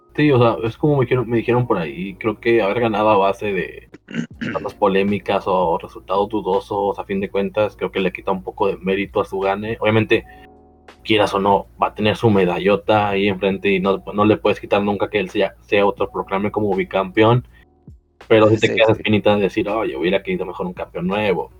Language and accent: Spanish; Mexico